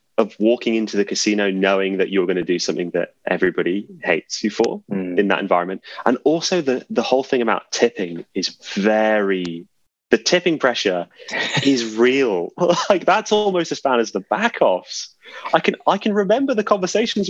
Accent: England, United Kingdom; being English

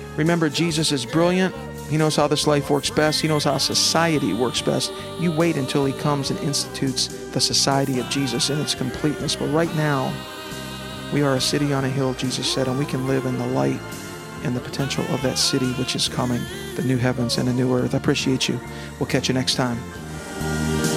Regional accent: United States; as an American

